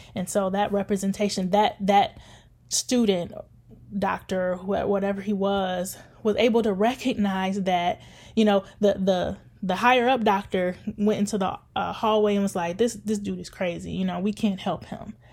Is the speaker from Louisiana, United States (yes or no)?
no; Detroit, Michigan, United States; now in Grand Rapids, United States; growing up in Detroit.